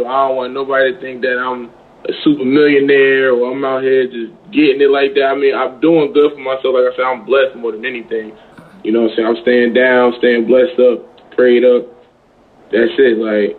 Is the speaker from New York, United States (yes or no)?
no; North New Jersey, United States; moved away as an adult; also born or lived in East Orange, New Jersey; now in Atlanta, United States; I'm really originally from North New Jersey